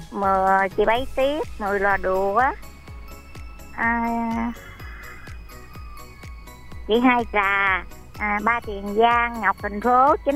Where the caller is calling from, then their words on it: Mỏ Cày Bắc, Bến Tre, Vietnam; gọi à, từ Mỏ Cày Bắc.